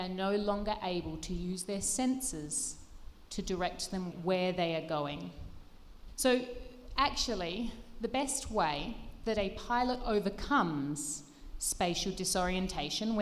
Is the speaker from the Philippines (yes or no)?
no; Australia; I grew up in Australia